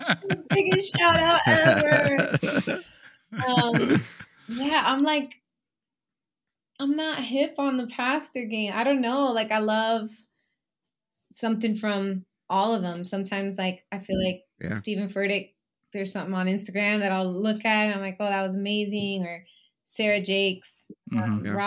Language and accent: English; Puerto Rico; I am Boricua Puertorriqueña, so I'm from Puerto Rico